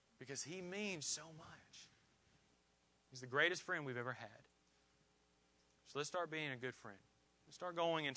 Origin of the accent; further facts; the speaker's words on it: Indiana, United States; moved away; also born or lived in Georgia; I have a ton of friends that I grew up with in Indiana. I have friends I grew up with in Georgia.